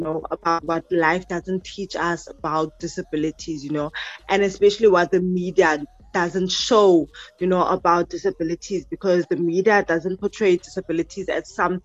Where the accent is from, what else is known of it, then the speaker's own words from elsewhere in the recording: Mossel Bay, Western Cape, South Africa; from Marshall Bay, which is in the Western Cape